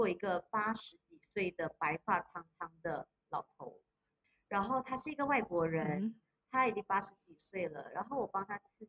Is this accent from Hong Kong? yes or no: no; Malaysia; 帮我们马来西亚人民的，我就跟他说，我用马来话跟他说